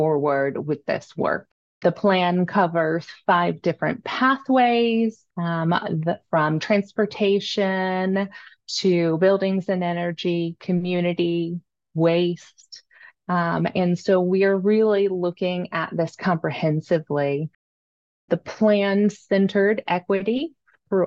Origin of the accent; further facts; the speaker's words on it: Richmond, Virginia, United States; moved away as an adult; also born or lived in Tampa Bay area, Florida / Largo, Florida; being raised in Richmond, Virginia